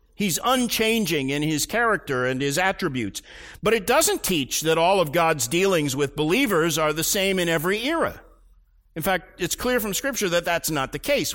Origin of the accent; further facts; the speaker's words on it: Tulsa, Oklahoma, United States; I grew up in Tulsa, Oklahoma